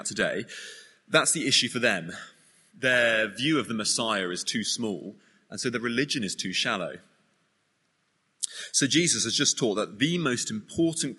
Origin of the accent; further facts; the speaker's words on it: United Kingdom; we're British